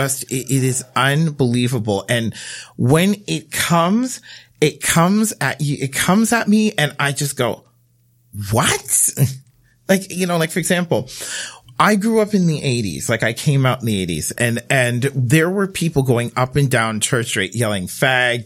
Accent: Bermuda; now in Canada; I grew up in Bermuda

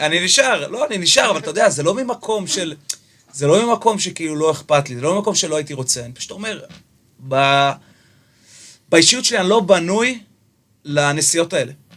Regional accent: Jerusalem, Jerusalem District, Israel; now in Tel Aviv, Israel; במקור בירושלמי

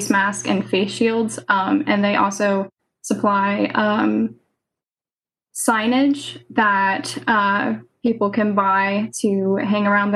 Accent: Seminole County, Central Florida, United States; I'm from Central Florida, Seminole County

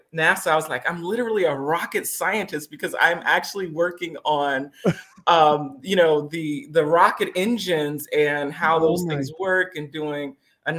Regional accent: Alabama, United States; also born or lived in Detroit, Michigan / Bahamas; we moved to Alabama, which was a culture shock in and of itself

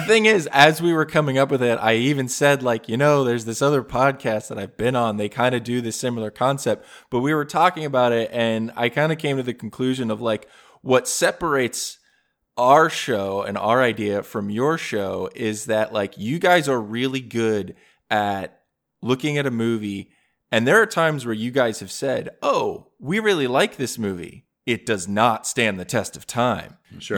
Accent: New Jersey, United States; I grew up in New Jersey

